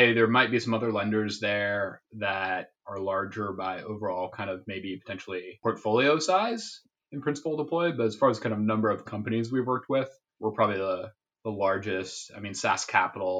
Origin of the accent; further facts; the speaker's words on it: Seattle, Washington, United States; moved away as an adult; I'm from Seattle originally.